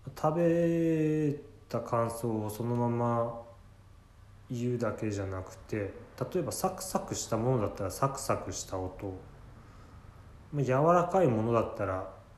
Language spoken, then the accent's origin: Japanese; Ibaraki, Japan; accent: Ibaraki dialect; 自分なんか茨城の生まれなので